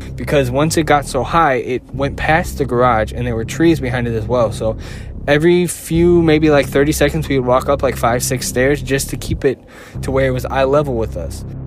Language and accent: English; Chicago, Illinois, United States; I'm from Chicago